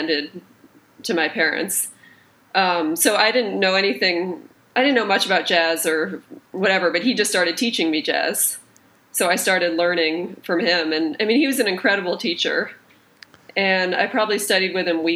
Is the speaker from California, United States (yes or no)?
no; just outside of Boston, Massachusetts, United States; also born or lived in Brooklyn; now in New York, United States; I grew up just outside of Boston